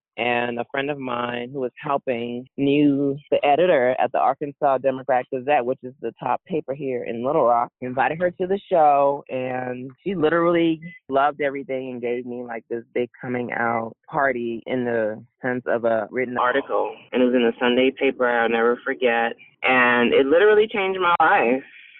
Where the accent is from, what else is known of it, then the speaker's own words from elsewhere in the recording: Canada; Because I was very Canadian at that time.